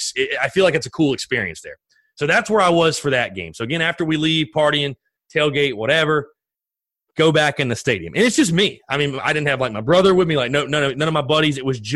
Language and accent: English; North Augusta, South Carolina, United States; I grew up in North Augusta, South Carolina, right there on the border between South Carolina and Georgia.